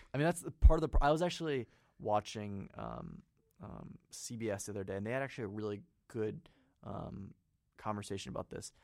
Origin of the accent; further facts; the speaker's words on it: Marion County, Indiana, United States; I'm from Marion County, but it's more of a suburban mentality